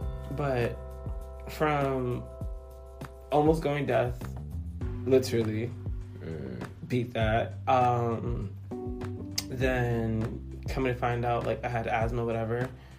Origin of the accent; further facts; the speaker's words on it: East Coast, United States; No, I am a black guy from the East Coast. I never say Boston or New York because I grew up in the East. So I'm a black guy on the East Coast who happens to love his heritage, whose dad's Dominican, mom's Haitian.